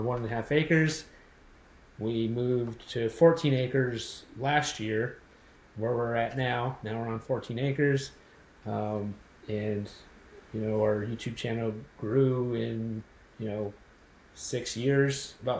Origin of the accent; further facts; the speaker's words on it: Los Angeles, California, United States; moved away; me and my wife were born and raised in Los Angeles area and lived there our whole lives